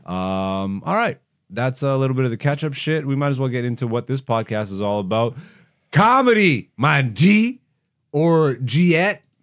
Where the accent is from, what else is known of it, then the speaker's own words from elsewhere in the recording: London, Ontario, Canada; also born or lived in Greece; I grew up in London, Ontario